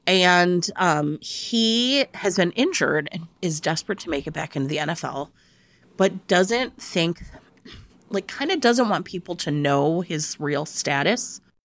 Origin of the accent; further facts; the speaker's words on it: Cleveland, Ohio, United States; moved away; I grew up around the Great Lakes in Cleveland